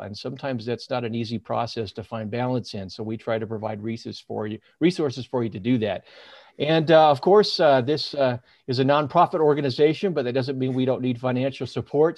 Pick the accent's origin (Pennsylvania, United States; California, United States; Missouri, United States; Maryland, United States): California, United States; Northern; moved away as an adult; also born or lived in Sacramento, United States; now in Salt Lake City, United States; born and raised in Northern California, spent almost twenty years in Sacramento